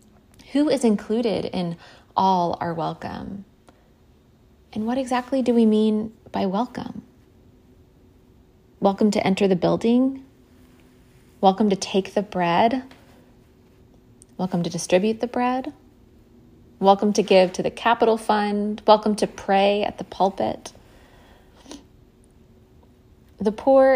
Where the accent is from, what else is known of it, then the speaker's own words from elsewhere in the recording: Fort Worth, Texas, United States; Fort Worth, for example, my hometown